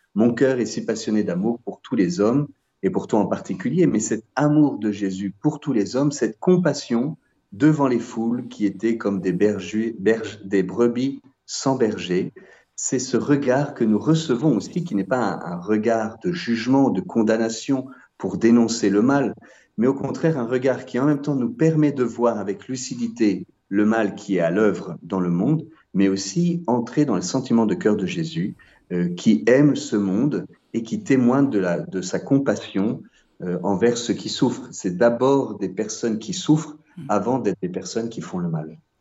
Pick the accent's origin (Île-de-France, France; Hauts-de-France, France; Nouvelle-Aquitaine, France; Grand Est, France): Grand Est, France; Nancy; also born or lived in Paris / Salvador, Brazil / Aix-en-Provence; now in Paray-le-Monial, France; je suis originaire de Nancy